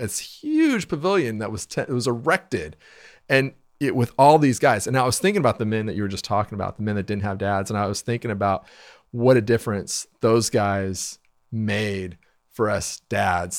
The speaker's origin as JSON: {"language": "English", "town": "Wichita", "region": "Kansas", "country": "United States", "tie": "born or raised there", "said": "I grew up in Wichita"}